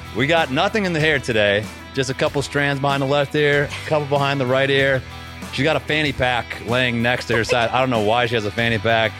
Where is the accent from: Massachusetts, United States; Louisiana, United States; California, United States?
Massachusetts, United States; I grew up in Massachusetts